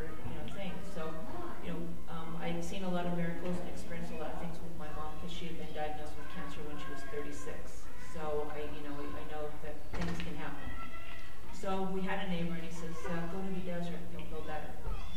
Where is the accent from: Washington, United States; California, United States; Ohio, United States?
California, United States; Venice; also born or lived in San Diego; I grew up in Venice